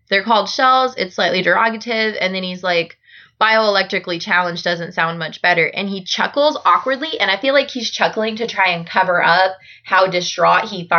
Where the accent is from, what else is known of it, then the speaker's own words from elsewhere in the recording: United States; I have always been very aware that I'm very lucky to have been born in the United States so that I can say I am American.